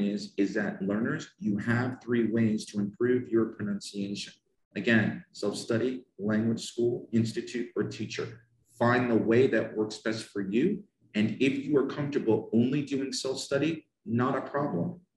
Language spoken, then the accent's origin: English; United States; first language English; I'm from America. My mother tongue is English